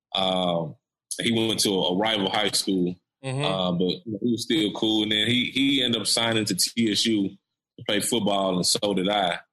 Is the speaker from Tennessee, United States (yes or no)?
yes; Nashville, Tennessee, United States; I'm from East Nashville uh, EJ, me and EJ, we're from East Nashville